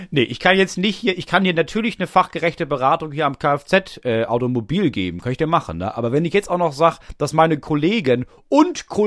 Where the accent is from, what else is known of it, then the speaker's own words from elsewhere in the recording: Stuttgart, Baden-Württemberg, Germany; so, und da bin ich als Stuttgarter